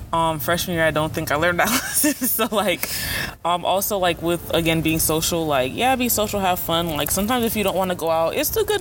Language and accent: English; Broward County, Florida, United States; I'm from Broward County, Florida